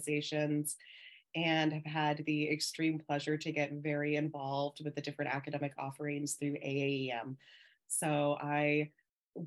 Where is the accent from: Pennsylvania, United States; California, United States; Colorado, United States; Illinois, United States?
California, United States; Southern; So I hail from Southern California. Born and raised in California pretty much the entirety of my life